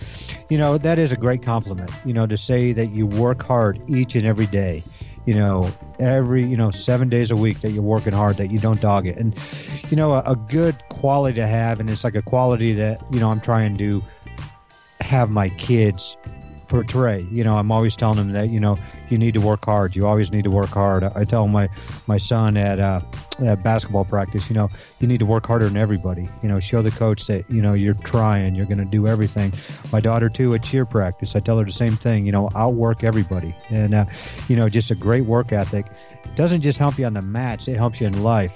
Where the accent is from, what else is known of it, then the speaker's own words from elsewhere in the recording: New York, United States; moved away; I'm actually from New York